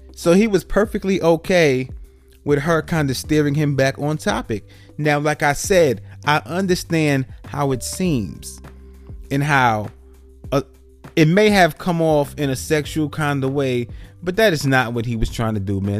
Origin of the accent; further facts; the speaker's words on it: New York City, New York, United States; now in Atlanta, United States; me growing up in New York City, in the Bronx, New York, like New York City